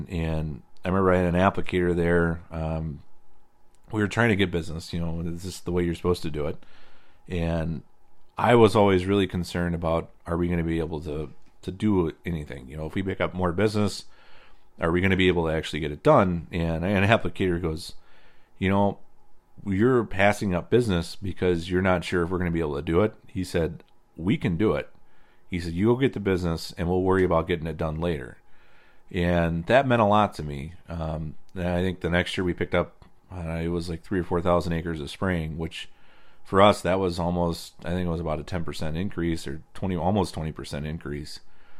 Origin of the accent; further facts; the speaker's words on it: Indiana, United States; now in Wisconsin, United States; So I came from Indiana, where the low spots are always the wet spots. In Wisconsin, the side hills are the wet spots.